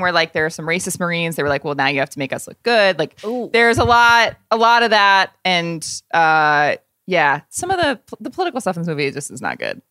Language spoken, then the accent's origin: English; Indiana, United States; I'm a Hoosier. I'm from Indiana